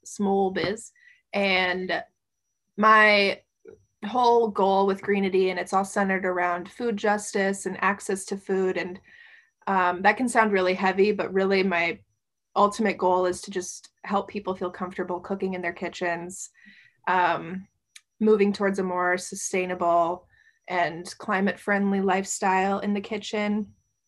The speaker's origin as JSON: {"language": "English", "region": "Midwest", "country": "United States", "tie": "born or raised there", "also_born_or_lived": "East Coast", "moved": "yes", "said": "I grew up in the Midwest. So I grew up around eating a lot of beef and pork and meat and potatoes."}